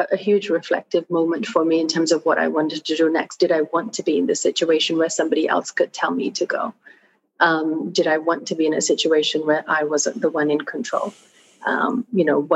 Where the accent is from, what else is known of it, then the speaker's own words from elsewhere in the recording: Australia; also born or lived in Fiji; So I grew up in Australia. I went to school there.